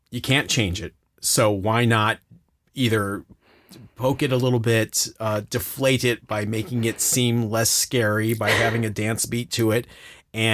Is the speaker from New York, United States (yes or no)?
no; 30 miles from Cleveland, Ohio, United States; 30 miles from my hometown